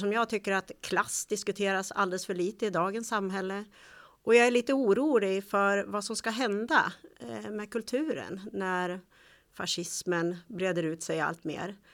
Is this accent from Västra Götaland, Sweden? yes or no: no; Bollnäs, Gävleborg County, Sweden; jag är ju Bollnäs